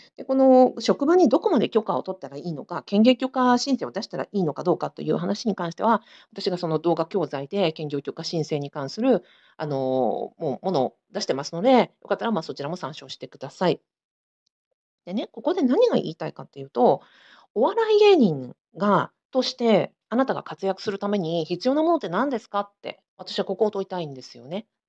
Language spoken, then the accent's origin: Japanese; Sapporo, Hokkaido, Japan; 私同じく札幌出身で、えー、子育てしながらあの田舎でやってる